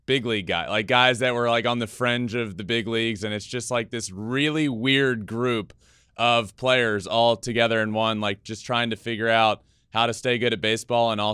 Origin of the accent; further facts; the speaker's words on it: Virginia, United States; moved away; I grew up in Virginia and played college ball over there.